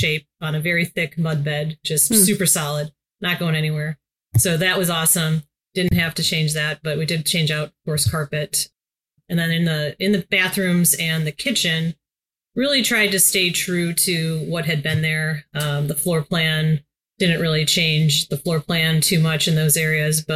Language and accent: English; Detroit area, Michigan, United States; moved away as an adult; also born or lived in Los Angeles; to come back to my hometown and really build things here